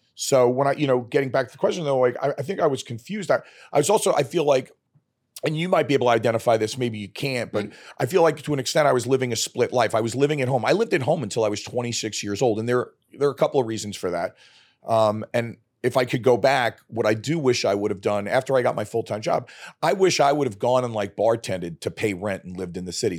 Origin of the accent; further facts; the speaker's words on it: New York City, New York, United States; moved away as an adult; also born or lived in Arizona / Canada; I grew up in Brooklyn